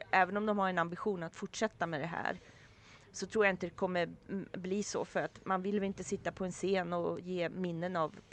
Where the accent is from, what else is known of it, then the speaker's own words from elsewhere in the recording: Sweden; så berättade vi för taxichauffören att vi var från Sverige och hade varit här för de här dagarna.